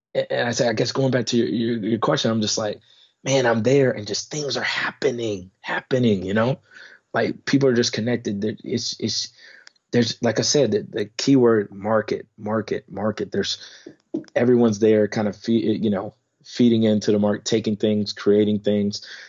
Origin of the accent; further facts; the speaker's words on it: United States; moved away as an adult; now in Netherlands; me being American